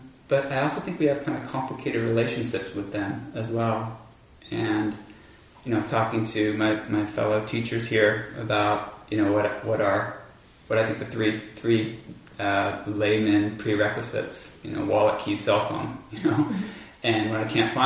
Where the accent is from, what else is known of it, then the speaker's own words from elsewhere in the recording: Bainbridge Island, Washington, United States; also born or lived in California; I grew up on Bainbridge Island, some of you may know that, near Seattle